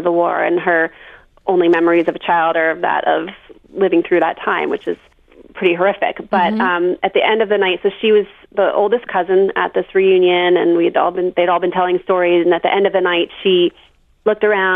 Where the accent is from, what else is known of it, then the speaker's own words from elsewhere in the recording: Plainville, Massachusetts, United States; also born or lived in Charlottesville, Virginia; I'm from Massachusetts, yeah, southeastern Mass, a town called Plainville